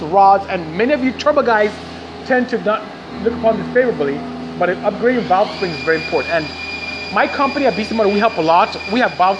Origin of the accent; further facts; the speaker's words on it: Nigeria; moved away as an adult; also born or lived in Ontario, California, United States; now in United States; I'm originally from Nigeria, but I'm here in the US. I've been here since 89, and I go home often